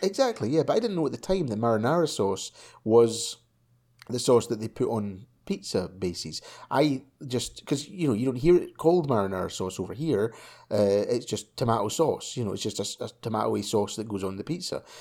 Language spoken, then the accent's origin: English; Scotland, United Kingdom; when I was a kid, right, when I was young, you know, like five, um, like five years old, I was in primary school, right? And, um, it being Scottish